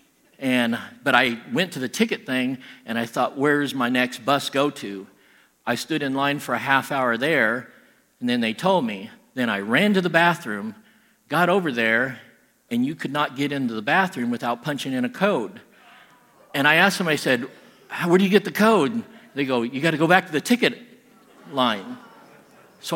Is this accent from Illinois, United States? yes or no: yes; Southern Illinois, United States; I'm from Southern Illinois